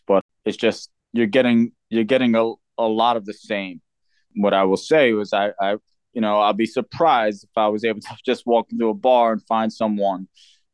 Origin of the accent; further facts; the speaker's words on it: New York City, New York, United States; now in Pennsylvania, United States; I come from New York City, which is very, you know, it's just a lot of different walks of life there